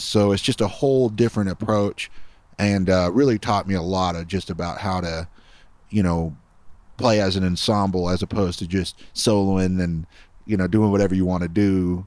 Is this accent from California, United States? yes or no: yes; Los Angeles, California, United States; now in Austin, United States; I grew up in the San Fernando Valley in California, Reseda, California.